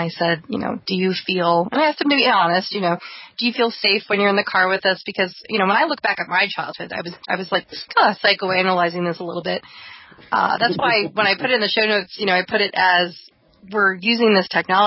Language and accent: English; East Coast, United States; moved away; I'm from the East Coast